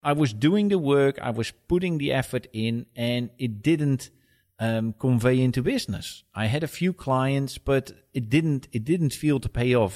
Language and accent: English; Netherlands; moved away as an adult; now in United Kingdom; I am originally from Holland, and I moved here in two thousand eight to head up the U K division for a Swedish company.